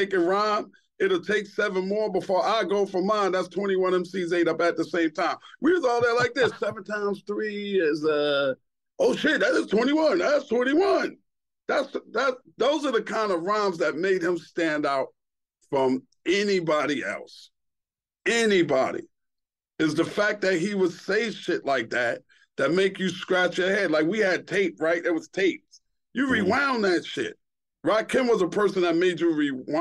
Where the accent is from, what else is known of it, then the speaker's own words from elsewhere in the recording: New York City, New York, United States; also born or lived in Queens; I was born in Brooklyn